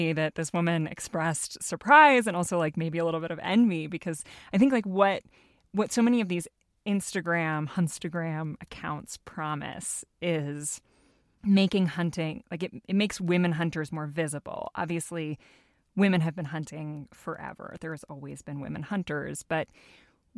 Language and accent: English; Alaska, United States; I grew up in Alaska, where a lot of people subsistence hunt